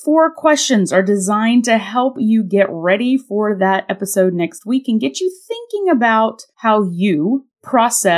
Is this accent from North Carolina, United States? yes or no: yes; North Carolina, United States; moved away; I am on location in my hometown in the beautiful Blue Ridge Mountains of Western North Carolina